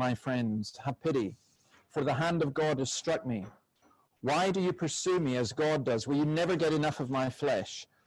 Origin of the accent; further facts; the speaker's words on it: Scotland, United Kingdom; I'm Scottish